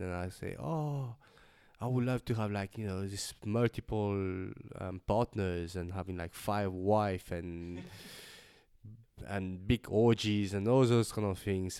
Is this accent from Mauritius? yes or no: yes; Mauritius; now in Melbourne, Australia; I'm an artist from Melbourne, originally from Mauritius, and with a Chinese background.